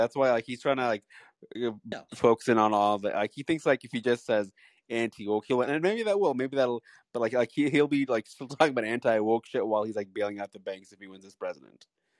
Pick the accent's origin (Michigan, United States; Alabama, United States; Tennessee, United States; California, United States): California, United States; Southern California.